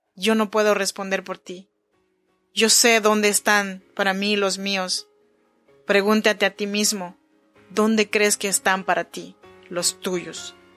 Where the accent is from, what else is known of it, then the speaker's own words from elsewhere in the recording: Chinantla region, Oaxaca, Mexico; now in Sacramento, United States; Yo soy mexicana, oaxaqueña, de la región chinanteca. Te saludo desde Sacramento, California